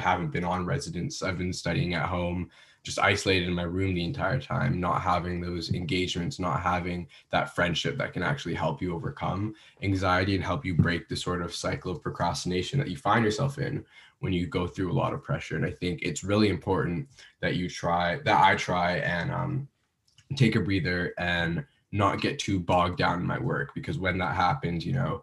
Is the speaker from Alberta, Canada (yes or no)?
no; Vancouver, British Columbia, Canada; moved away as an adult; now in Ottawa, Canada; I'm originally from Vancouver